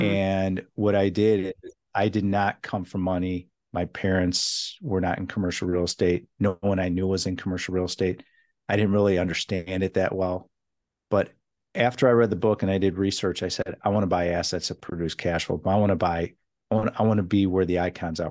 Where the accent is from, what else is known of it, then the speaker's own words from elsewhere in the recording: Chicago, Illinois, United States; now in California, United States; I come from Chicago